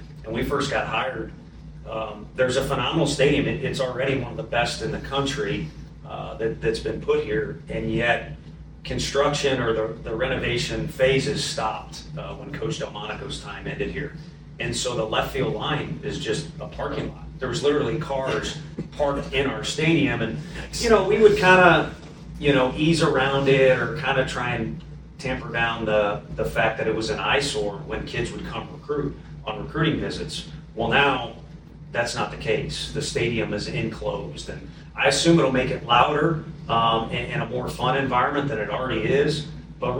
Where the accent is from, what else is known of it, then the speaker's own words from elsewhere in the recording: Midwest, United States; moved away; I'm from the Midwest